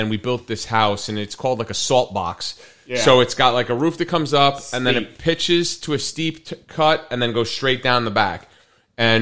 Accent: Woodridge, New York, United States; growing up in Woodridge

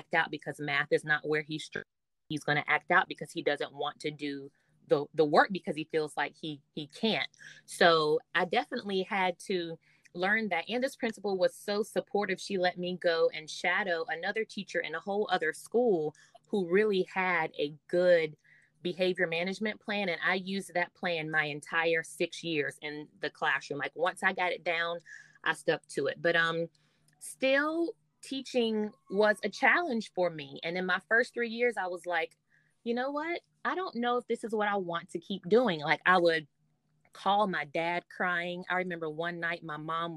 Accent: Greenwood, South Carolina, United States; I actually got a job back in my hometown where I grew up in the district that I went through elementary, middle, and high school. So I taught at my first school in Greenwood, South Carolina

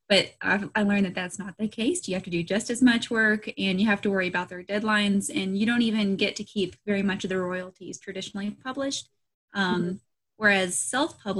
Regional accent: United States; I'm an American author, independently published.

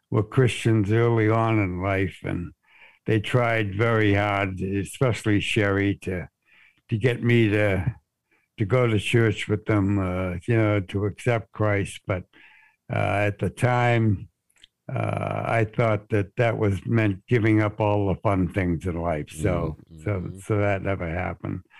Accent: Boston, Massachusetts, United States; I was born in Boston and uh, we moved around some, but about half of my life was was spent in the Boston area. Um, so I consider myself, and most people who hear me say anything consider me

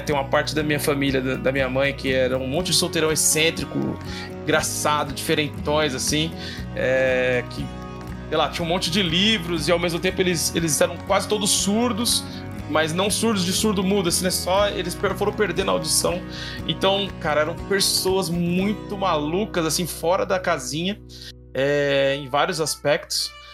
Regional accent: São Paulo, Brazil; also born or lived in São Bernardo do Campo; eu sou de São Mateus, aqui em São Paulo, é da periferia da Zona Leste.

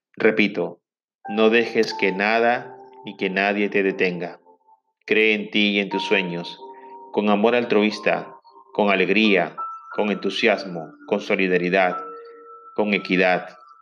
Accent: Trujillo, La Libertad, Peru; en mi ciudad natal, en Trujillo, Perú

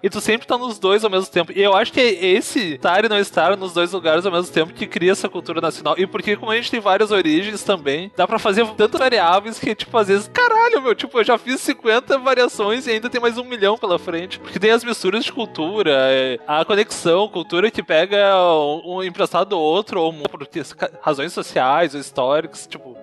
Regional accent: Porto Alegre, Rio Grande do Sul, Brazil; eu sou de Porto Alegre

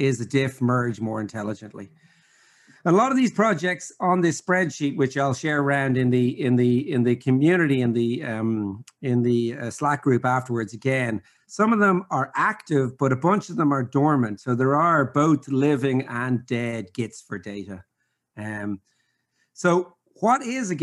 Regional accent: Ireland; accent: brogue; I'm from Ireland and I speak way too fast

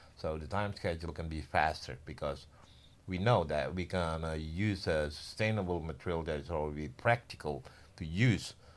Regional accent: Indonesia; moved away as an adult; now in Bali, Indonesia; generally from Indo, but born and raised in Java

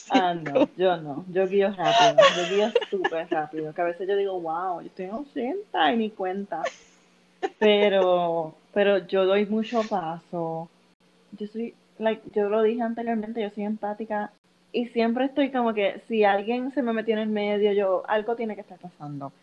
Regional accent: Puerto Rico; now in Massachusetts, United States; nosotros somos de Puerto Rico

